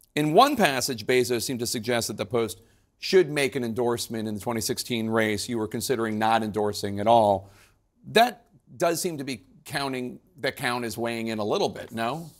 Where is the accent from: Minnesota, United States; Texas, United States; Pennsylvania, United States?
Pennsylvania, United States; Philadelphia; I'm from Philadelphia